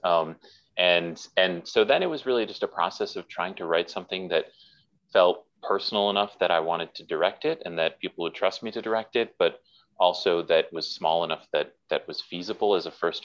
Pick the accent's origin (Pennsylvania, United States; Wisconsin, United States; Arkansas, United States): Wisconsin, United States; Milwaukee; I was raised in Milwaukee, Wisconsin